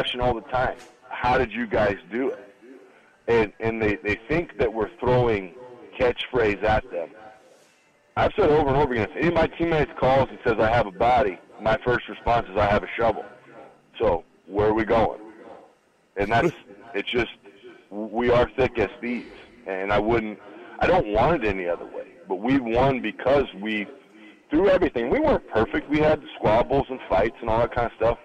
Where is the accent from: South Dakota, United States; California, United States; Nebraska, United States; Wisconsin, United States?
Nebraska, United States; Grand Island; I'm originally from Grand Island, Nebraska. Kenny Fisher was my high school coach.